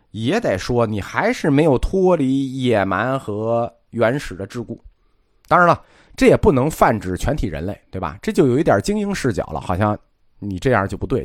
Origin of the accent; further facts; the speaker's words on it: China; 意大利人这个花钱跟我们中国人花钱不一样